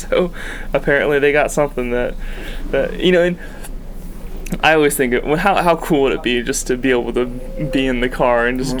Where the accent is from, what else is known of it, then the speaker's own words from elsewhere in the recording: Michigan, United States; now in Tulsa, United States; I grew up in Michigan